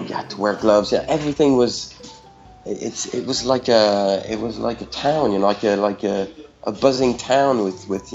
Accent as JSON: {"language": "English", "country": "Ireland", "moved": "yes", "lives_now": "Paris, France", "said": "I'm Irish and not Egyptian."}